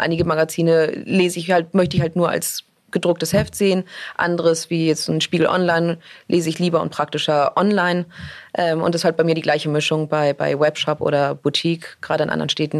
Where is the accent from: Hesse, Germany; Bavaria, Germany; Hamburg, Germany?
Hamburg, Germany; moved away as an adult; also born or lived in New York; ich komme ursprünglich aus Hamburg und, äh, ich habe wirklich meine gesamte Jugend, bis ich mit achtzehn nach New York gezogen bin